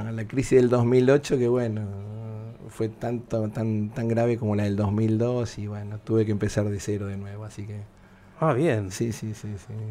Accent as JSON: {"language": "Spanish", "country": "Argentina", "lives_now": "Miami, United States", "said": "Argentos a, morir porque todos los domingos está el asadito, nos juntamos en la familia, todos"}